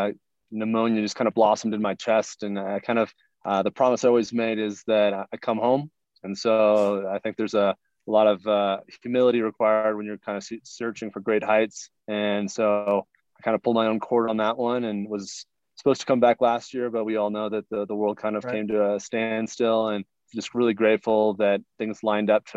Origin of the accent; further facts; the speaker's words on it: Pacific Northwest, United States; I grew up in the Northwest, and so Mount Rainier was always on my horizon.